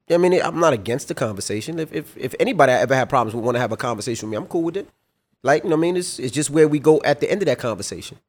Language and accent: English; New York City, New York, United States; me growing up in Queens, I didn't see nobody around me that went to college